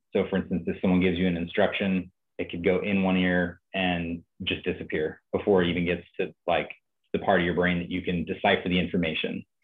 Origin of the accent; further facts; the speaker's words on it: Napa, California, United States; moved away as an adult; now in Nashville, United States; I stayed in my hometown. I'm from Napa, California, and I just stayed there